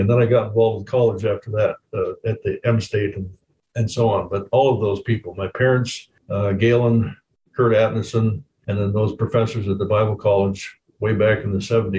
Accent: Japan; Well, as Lindsay was saying, I grew up in Japan with missionary parents, and then my father was a pastor of LB churches here in Minnesota and Washington for a few years as well.

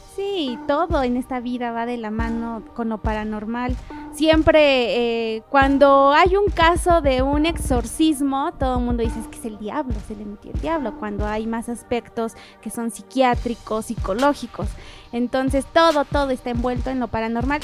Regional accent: Puebla, Mexico; Yo soy poblana.

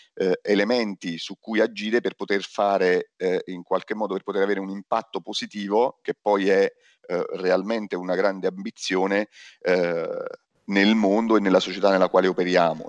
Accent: Naples, Campania, Italy; sono napoletano

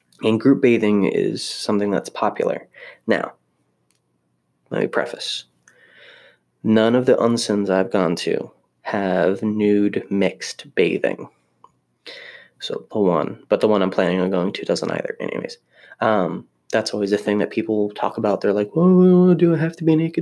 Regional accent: Maryland, United States; moved away; also born or lived in Florida; I grew up in Maryland, so I was very used to the cold and snow

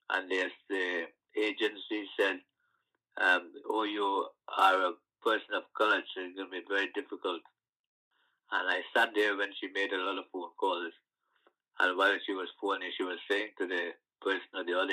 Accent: Guyana; moved away as an adult; now in London, United Kingdom; I come from a sugar estate background, and growing up on the sugar estate in Guyana or in like the West Indies

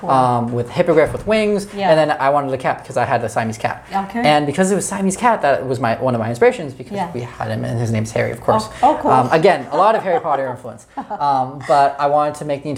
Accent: London, Ontario, Canada; moved away; I grew up in London, Ontario, so it's it's a giant suburb city.

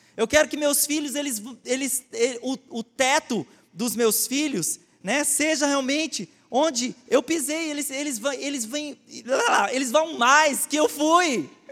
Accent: Goiás, Brazil; Eu sou goiano

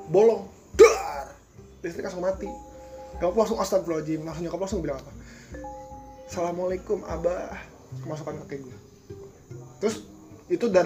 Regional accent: Bogor, West Java, Indonesia; nggak kayak kita Sunda Bogor lah gitu iya Sunda Bogor kas, agak-agak kasar

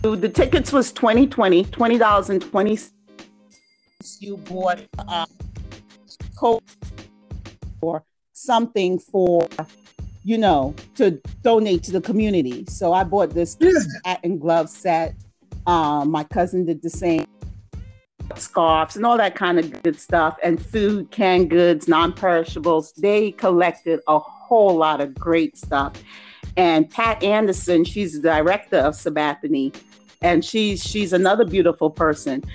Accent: New York City, New York, United States; moved away as an adult; also born or lived in Trinidad and Tobago / New Jersey; I grew up in Brooklyn. I'm Trinidadian by birth

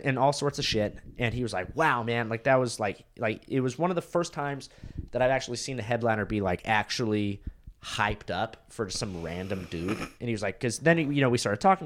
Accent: Huntington Beach, California, United States; moved away as an adult; now in Austin, United States; That's where I was born, lived there for three years, and then I moved to California

